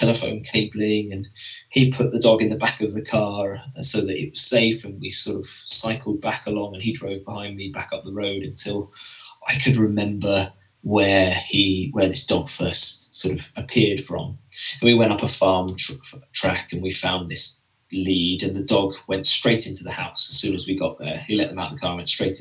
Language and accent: English; England, United Kingdom; accent: English; my English accent